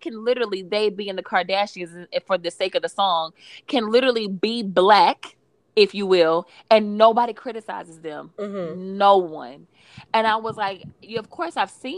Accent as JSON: {"language": "English", "town": "Atlanta", "region": "Georgia", "country": "United States", "tie": "born or raised there", "said": "me growing up for most of my life, my most formative years I spent growing up in Atlanta"}